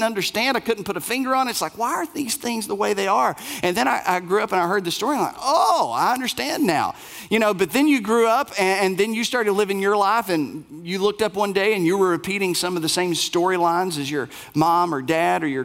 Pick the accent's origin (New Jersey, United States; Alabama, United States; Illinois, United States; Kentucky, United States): Kentucky, United States; Bell County; moved away; I was raised in Bell County, Kentucky